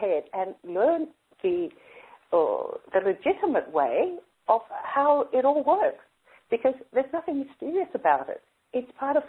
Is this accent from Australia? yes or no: yes; Sydney, New South Wales, Australia; I grew up in Sydney